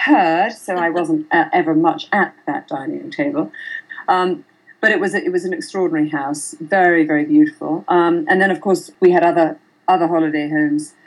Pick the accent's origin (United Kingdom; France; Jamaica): United Kingdom; countryside in Oxfordshire, South East England; now in Bahamas; I was born and brought up in England under the imposing eye of David Hicks, who was my father